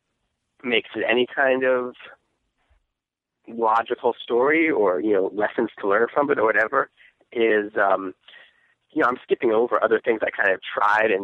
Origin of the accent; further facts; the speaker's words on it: Northern Virginia, United States; moved away as an adult; now in San Francisco, United States; I'm from Northern Virginia, like the suburbs of D.C., just general suburbia.